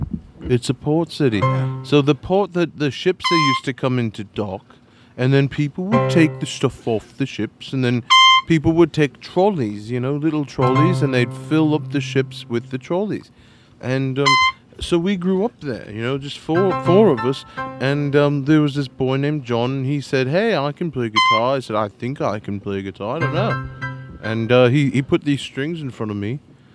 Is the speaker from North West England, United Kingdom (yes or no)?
yes; Liverpool, North West England, United Kingdom; I just think we're four boys from Liverpool.